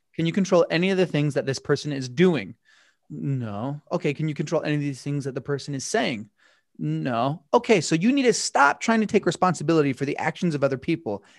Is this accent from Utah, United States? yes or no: yes; Utah, United States; I'm from Utah, and growing up, I was from a really, really small town.